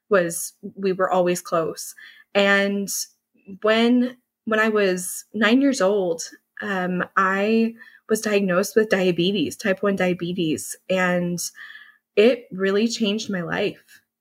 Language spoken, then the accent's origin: English; Dallas, Texas, United States; So, I grew up in the Dallas area. I am a Dallas native, which is a bit hard to find.